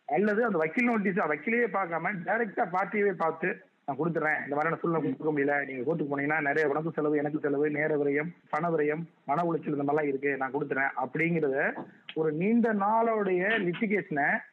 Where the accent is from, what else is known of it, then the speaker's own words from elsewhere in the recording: Soorakudi, Tamil Nadu, India; now in Chennai, India; எனது சொந்த ஊர் சிவகங்கை மாவட்டம் சூரகுடி என்னும் கிராமம்